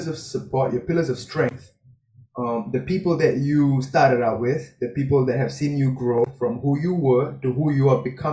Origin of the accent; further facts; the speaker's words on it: Singapore; I'm a Singaporean boy, I speak Tamil and English